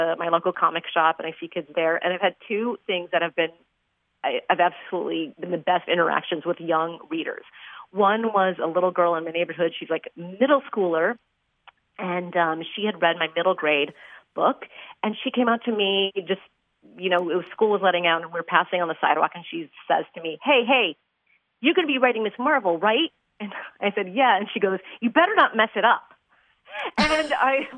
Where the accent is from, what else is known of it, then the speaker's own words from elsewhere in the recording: Chicago, Illinois, United States; my hometown